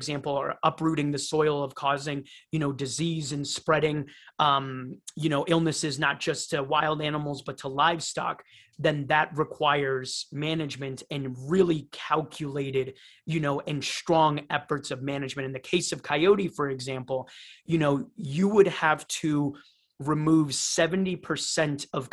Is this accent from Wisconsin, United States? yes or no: no; Cleveland, Ohio, United States; moved away as an adult; also born or lived in Rio de Janeiro, Brazil; now in Costa Rica; grew up in Cleveland, Ohio